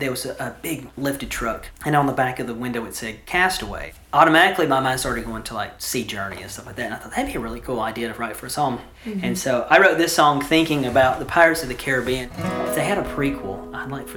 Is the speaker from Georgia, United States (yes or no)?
yes; Ringgold, Georgia, United States; now in Chickamauga, United States; Originally hail from the Ringgold area, but I live in Chickamauga now.